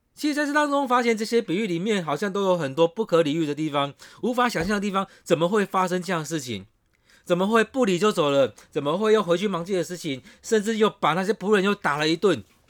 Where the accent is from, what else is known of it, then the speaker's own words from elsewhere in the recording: Taiwan; 我们台湾人